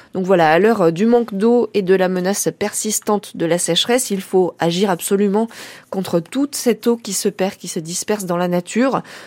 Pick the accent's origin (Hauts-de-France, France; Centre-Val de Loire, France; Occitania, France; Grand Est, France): Centre-Val de Loire, France; Berry; chez nous en Berry